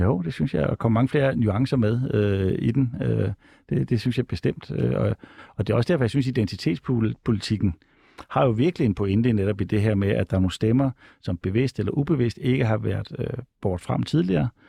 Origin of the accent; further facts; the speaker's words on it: Odense, Southern Denmark, Denmark; man kommer fra Odense, som jeg selv gør.